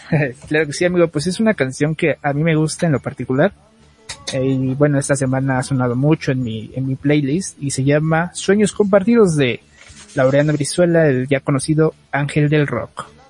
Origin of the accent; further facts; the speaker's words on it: Mexico; como buen mexicano